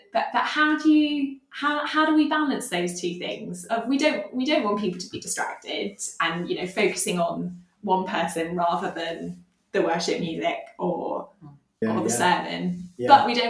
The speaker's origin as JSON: {"language": "English", "region": "Dubai", "country": "United Arab Emirates", "tie": "born or raised there", "said": "so I grew up in Dubai, and my church my church was really multicultural and people from all over the world, and I loved that."}